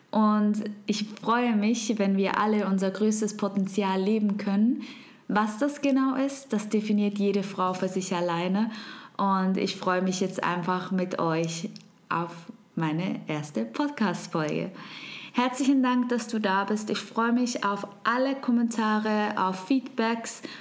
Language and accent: German; Switzerland; first language Swiss German; German is a second language; ich komme aus der wunderschönen Schweiz. Und du hörst es vielleicht, meine Muttersprache ist nicht Hochdeutsch, sondern Schweizerdeutsch.